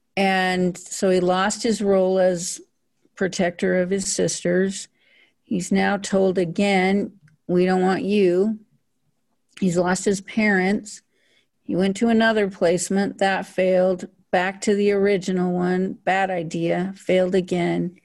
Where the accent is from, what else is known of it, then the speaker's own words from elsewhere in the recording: Powell, Wyoming, United States; I was born in a small town in northern Wyoming called Powell, Wyoming